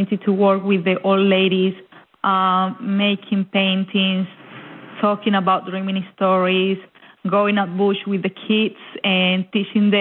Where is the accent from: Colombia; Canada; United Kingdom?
Colombia; moved away as an adult; also born or lived in Melbourne, Australia; now in Warburton, Australia; Colombia, yes, I am from Colombia